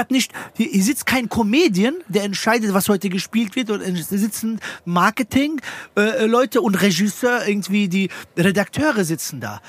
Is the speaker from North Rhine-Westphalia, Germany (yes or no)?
no; Frankfurt, Hesse, Germany; ich komme aus Frankfurt, wir haben keinen Schreibtisch